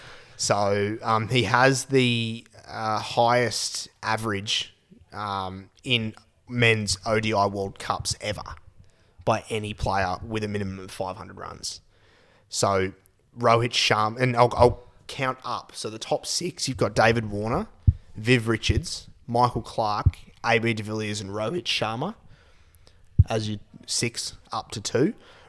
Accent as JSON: {"language": "English", "town": "Charters Towers", "region": "Queensland", "country": "Australia", "tie": "born or raised there", "said": "So I grew up in Charters Towers, so up north."}